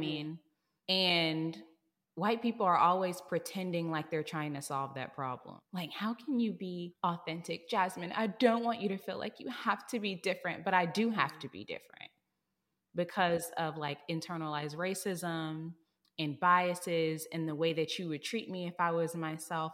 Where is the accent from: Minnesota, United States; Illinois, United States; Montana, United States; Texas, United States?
Texas, United States; moved away as an adult; now in San Francisco, United States; I'm from Texas, and I don't wanna live here no more 'cause I grew up here, I went to college here